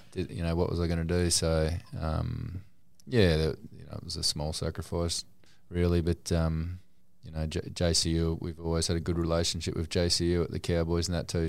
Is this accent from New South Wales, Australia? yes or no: yes; Newcastle, New South Wales, Australia; I was born in Newcastle